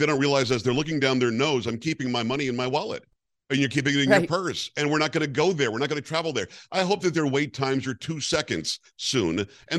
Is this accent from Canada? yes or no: no; Florida, United States; also born or lived in New York; I remember growing up, I'm from New York originally, but we grew up in South Florida.